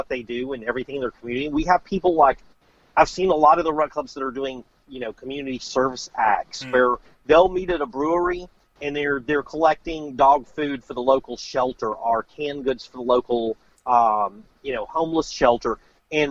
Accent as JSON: {"language": "English", "region": "Louisiana", "country": "United States", "said": "I'm from Louisiana"}